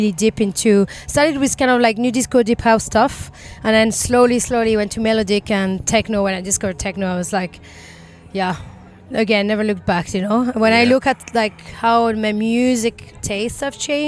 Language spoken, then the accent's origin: English; France; moved away as an adult; also born or lived in Ireland; now in Vancouver, Canada; I'm from France. I've been living in Ireland for 9 years.